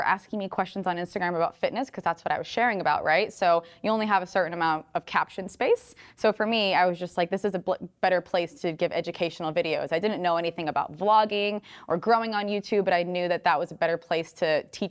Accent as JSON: {"language": "English", "region": "Rhode Island", "country": "United States", "moved": "as an adult", "lives_now": "Los Angeles, United States", "said": "I came to LA from Rhode Island with like $100 in my pocket, waitressed every single day on the Venice boardwalk."}